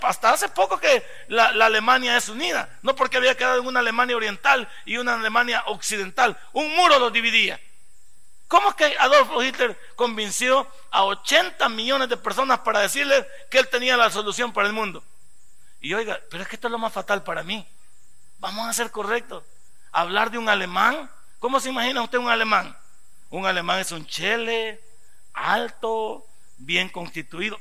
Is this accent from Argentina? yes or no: no; El Salvador; somos todos salvadoreños